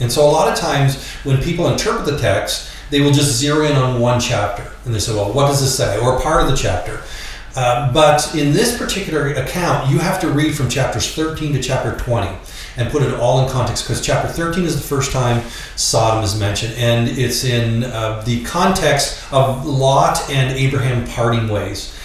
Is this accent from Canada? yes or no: yes; Canada; accent: Canadian; moved away; I'm actually a Canadian. That's the accent you're hearing.